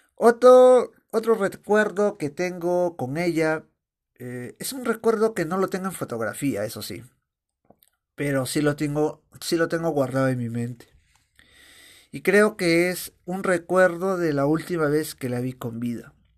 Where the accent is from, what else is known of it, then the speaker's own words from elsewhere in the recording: Chosica, Lima, Peru; also born or lived in Aija, Áncash, Peru (birthplace); yo cuando era niño vivía en Chosica